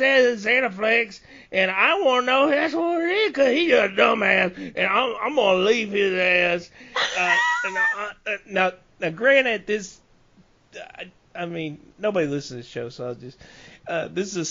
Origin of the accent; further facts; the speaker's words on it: rural Louisiana, United States; we're up there in in the middle of nowhere, in the country